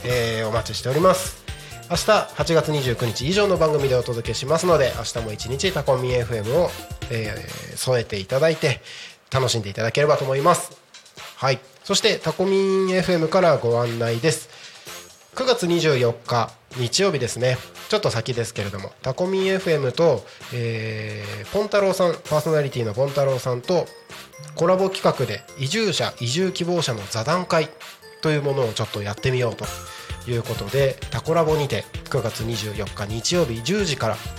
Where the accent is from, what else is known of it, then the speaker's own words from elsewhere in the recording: Takko, Aomori, Japan; moved away as an adult; also born or lived in Tokyo; now in Tako, Japan; 僕ってもともと地元が青森県田子町